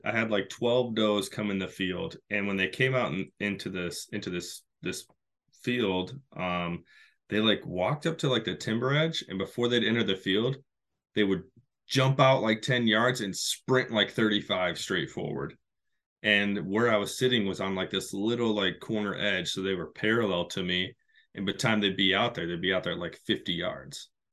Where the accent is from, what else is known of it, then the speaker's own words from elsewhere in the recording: Michigan, United States; back in my home state of Michigan